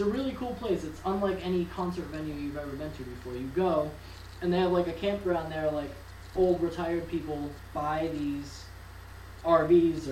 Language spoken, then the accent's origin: English; Webster, Massachusetts, United States; I grew up in Webster. It's a small town